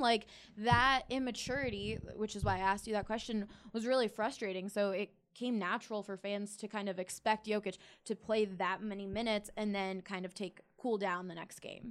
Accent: Philadelphia, Pennsylvania, United States; now in Denver, United States; I grew up in Philly

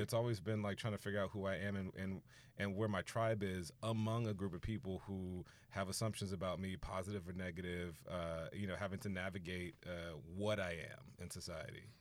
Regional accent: Houston, Texas, United States; moved away as an adult; also born or lived in Orange, California; I'm from Houston

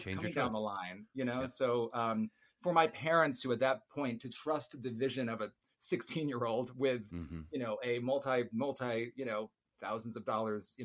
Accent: Chicago, Illinois, United States; moved away as an adult; I grew up in Illinois

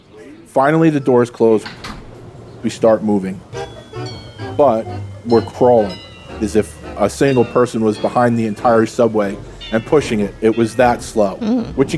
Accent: New York City, New York, United States; also born or lived in Philadelphia; now in Merrick, United States; And I'm from Long Island, Merrick, New York, but originally from Queens.

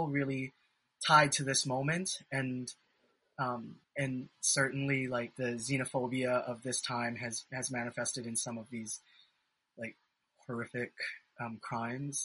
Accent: Hawaii, United States; I'm also from Hawaii

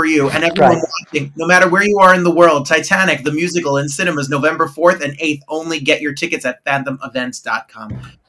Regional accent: New Jersey, United States; my story of growing up in New Jersey.

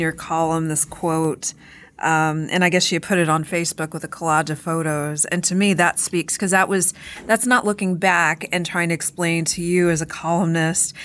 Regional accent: Corpus Christi, Texas, United States; my hometown, but I live near Corpus Christi

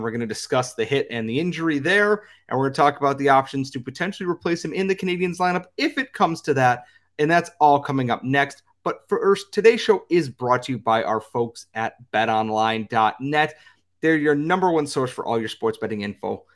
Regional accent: United States

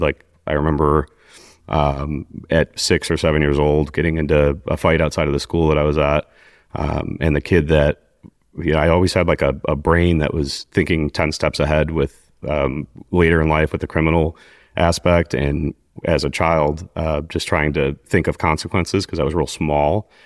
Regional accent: Mokena, Illinois, United States; also born or lived in Glenwood, Illinois; I grew up in Glenwood, Illinois, which is a South Chicago suburb

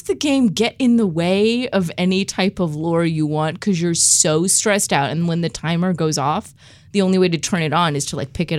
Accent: United Kingdom; I'm British.

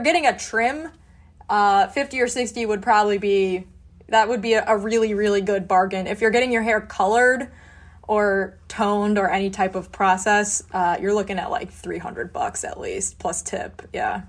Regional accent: suburbs of Chicago, Illinois, United States; also born or lived in Pittsburgh; I am from the suburbs of Chicago

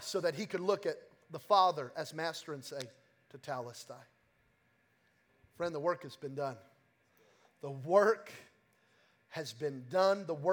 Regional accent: Belen, New Mexico, United States; I'm from New Mexico, okay? And I'm from Belen, New Mexico. And we're hunters, we're farmers, we're gatherers. And so we're not like you city folk, okay? And so growing up, we had chickens.

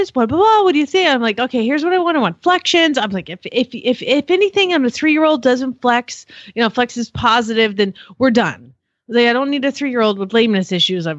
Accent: United States; I hate being American right now.

